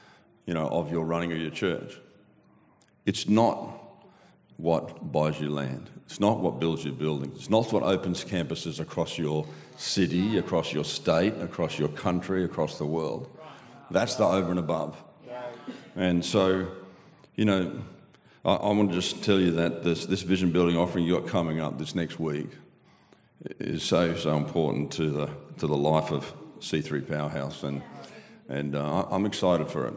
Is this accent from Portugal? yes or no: no; Australia; accent: Aussie